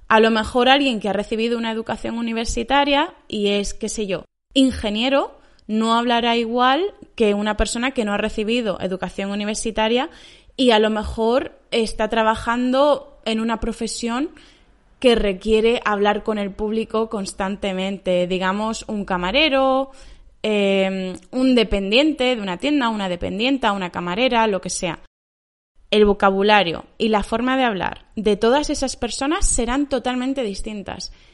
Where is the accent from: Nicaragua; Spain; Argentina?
Spain; Yo soy española